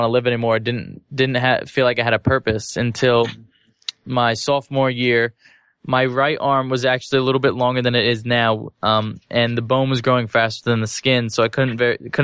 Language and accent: English; New Jersey, United States; I was born in New Jersey